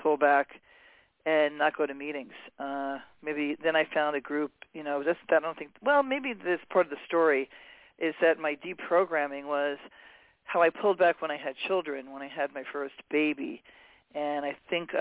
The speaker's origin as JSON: {"language": "English", "town": "New York City", "region": "New York", "country": "United States", "tie": "born or raised there", "also_born_or_lived": "Hawaii", "moved": "yes", "lives_now": "Los Angeles, United States", "said": "I grew up in New York City. I finished growing up in Hawaii."}